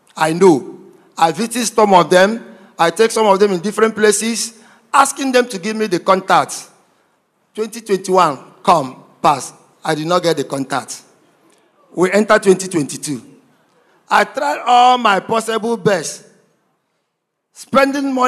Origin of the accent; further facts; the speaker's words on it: Aba, Abia, Nigeria; moved away; also born or lived in Imo State; I'm from Imo State, but I was grown up and brought up in Abia State. I was born and grown up in Abia State. In Abia State, precisely in Aba